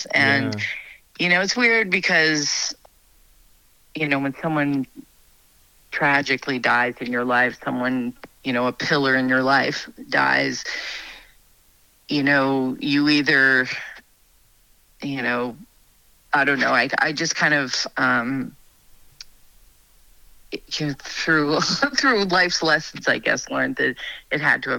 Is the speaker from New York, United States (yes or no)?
yes; New York, United States; moved away as an adult; also born or lived in Queens, New York; now in North Idaho, United States; I'm from New York, born and raised, lived in Queens outside of New York City when I was little. And then we moved about an hour north of the city. And so city girl, but my mom was raised in New Hampshire and my dad was raised in the Bronx.